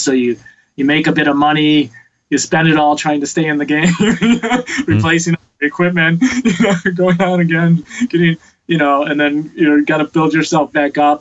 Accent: Detroit, Michigan, United States; now in Los Angeles, United States; I grew up in Detroit, big music city

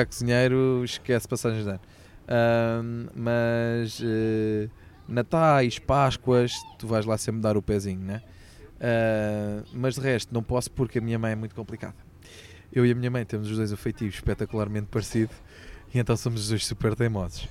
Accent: Sintra, Lisbon, Portugal; eu depois já nasci aqui em Sintra, portanto sou saloio de gema

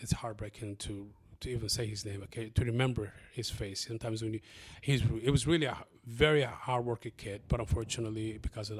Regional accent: Columbus, Ohio, United States; English is a second language; also born or lived in Somalia / Kenya; the community that I grew up into in Linden

